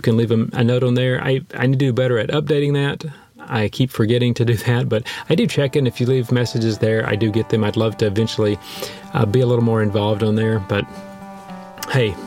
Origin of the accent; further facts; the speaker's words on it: United States; as an American